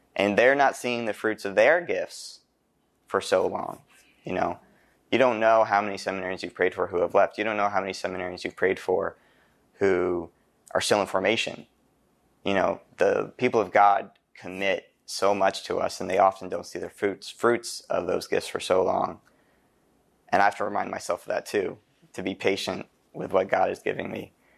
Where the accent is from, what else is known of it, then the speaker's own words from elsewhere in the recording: Carlisle, Pennsylvania, United States; I'm from Saint Patrick's Church in Carlisle